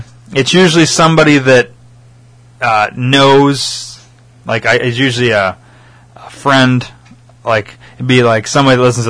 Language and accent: English; Rockford, Illinois, United States; I put Rockford.